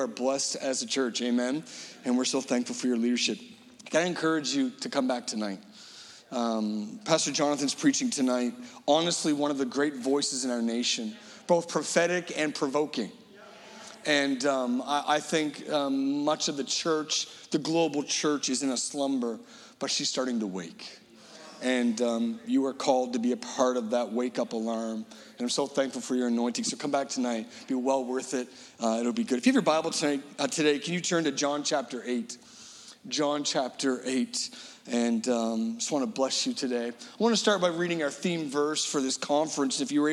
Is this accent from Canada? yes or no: yes; Halifax, Nova Scotia, Canada; we're from Halifax